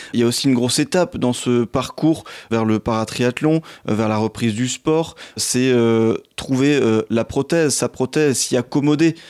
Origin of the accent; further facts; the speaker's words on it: Alsace, Grand Est, France; d'où vous êtes originaire, tout comme moi